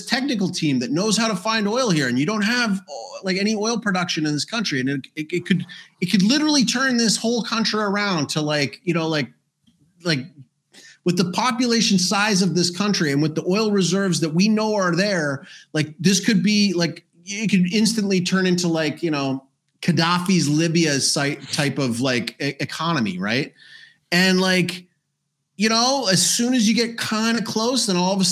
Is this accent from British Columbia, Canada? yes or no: no; Alberta, Canada; moved away; also born or lived in South America; I'm from Alberta